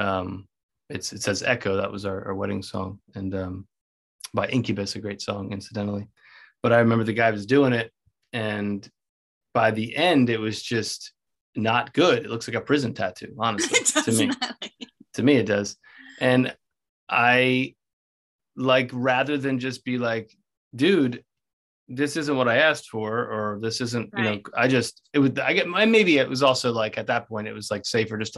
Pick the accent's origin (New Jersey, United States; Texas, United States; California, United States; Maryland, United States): Maryland, United States; Baltimore; I'm from Baltimore as well.